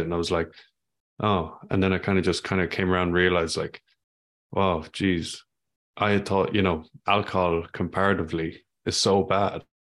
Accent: Ireland; I grew up in Ireland

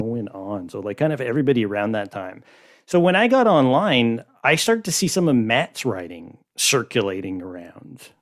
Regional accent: Montreal, Quebec, Canada; I'm from Montreal

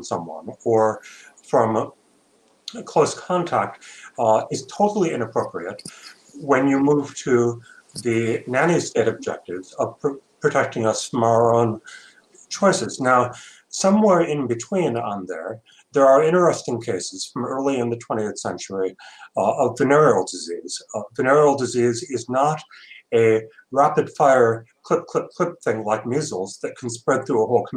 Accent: Michigan, United States; I'm from Michigan

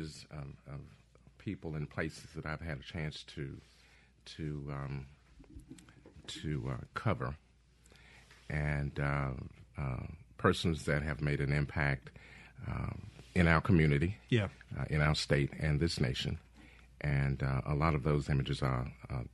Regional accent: Jackson, Mississippi, United States; I was born and raised on Jackson State campus

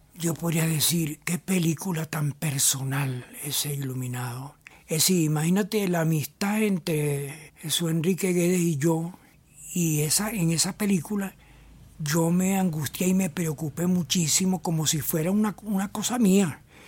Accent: Barquisimeto, Lara, Venezuela; como yo soy de Barquisimeto y Alfredo Anzola también es

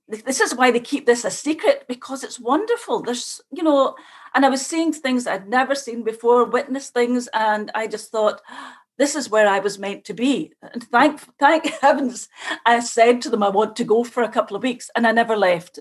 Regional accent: Scotland, United Kingdom; moved away as an adult; now in Ireland; I come from Scotland

